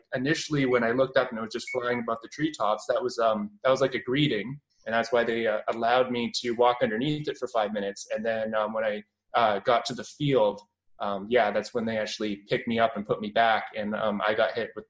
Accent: Cambridge, Ontario, Canada; accent: Canadian; now in London, Canada; I'm from Ontario, Canada, and right now I'm living in London. But I grew up in Cambridge, Ontario

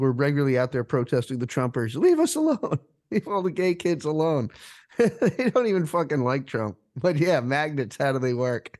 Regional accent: Rhode Island, United States; now in Philadelphia, United States; I'm from Rhode Island originally, and I have friends back there

